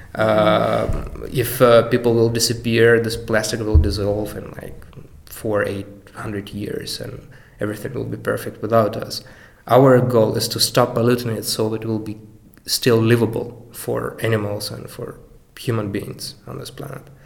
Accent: Mariupol, Donetsk Oblast, Ukraine; also born or lived in Kyiv, Ukraine / Denmark / Germany / Rotterdam, Netherlands; now in Amsterdam, Netherlands; I'm originally from Mariupol, from Ukraine, then we moved to Kiev

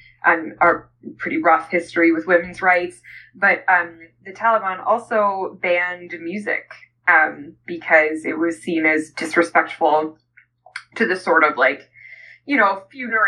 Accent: Canada; I'm Canadian

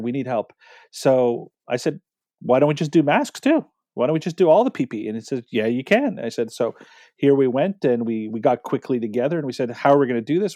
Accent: Canada; we're Canadian

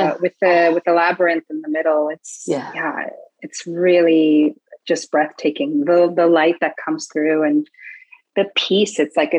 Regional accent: Paris, Île-de-France, France; because I come from Paris and it's a very big city

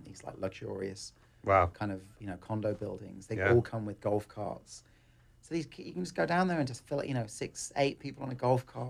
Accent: England, United Kingdom; moved away; I come from England

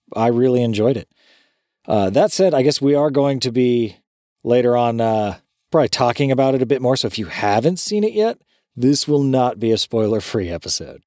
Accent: California, United States; Growing up in California in the nineties

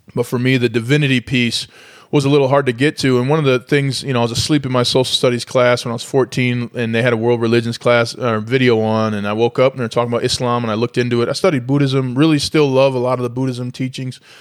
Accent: St. Paul, Minnesota, United States; I'm from St. Paul, Minnesota, the, the tundra

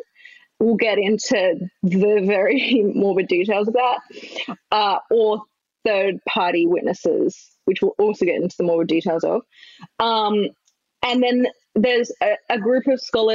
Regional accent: Australia; I'm Australian. Well, we swallow all our words.

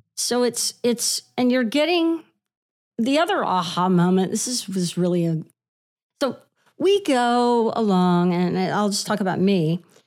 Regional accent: Houston, Texas, United States; moved away as an adult; also born or lived in Lubbock, Texas / Dallas, Texas; now in New York, United States; So I grew up in Houston, and I went to school in Lubbock and worked in Dallas for a little while. So I'm, I'm really a Texas girl

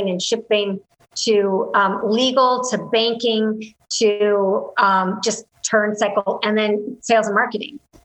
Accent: Canada; I'm Canadian

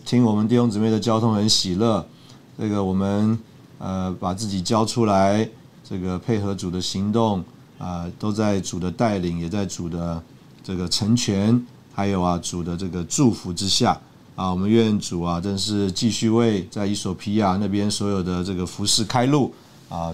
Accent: Taiwan; also born or lived in Russia; 那大概我是一个台湾人吧

